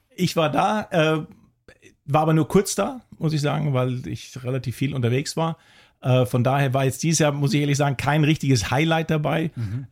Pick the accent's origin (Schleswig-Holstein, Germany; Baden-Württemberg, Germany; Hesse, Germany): Schleswig-Holstein, Germany; Kiel; also born or lived in Hamburg; now in Wiesbaden, Germany; ich bin in Kiel geboren, habe sechs Jahre in Hamburg gelebt und habe dann als kleiner Junge noch für den HSV gespielt